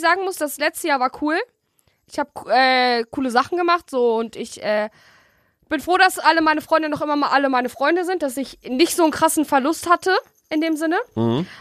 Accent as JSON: {"language": "German", "town": "Bielefeld", "region": "North Rhine-Westphalia", "country": "Germany", "said": "bei uns in Bielefeld"}